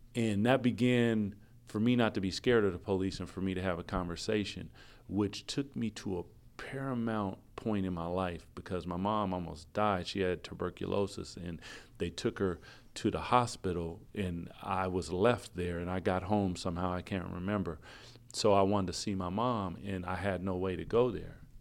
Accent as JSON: {"language": "English", "town": "Seattle", "region": "Washington", "country": "United States", "said": "I'm from Seattle"}